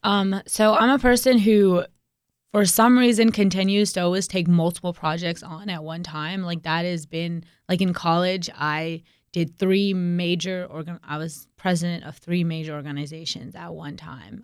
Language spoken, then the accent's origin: English; Raleigh, North Carolina, United States; Raleigh is my hometown